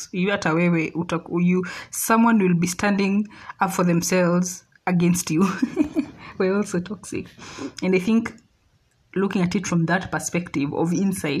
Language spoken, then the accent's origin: English; Kenya; as a child, as a Kenyan child